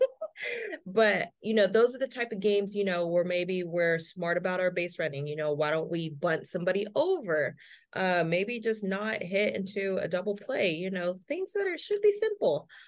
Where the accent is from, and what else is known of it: California, United States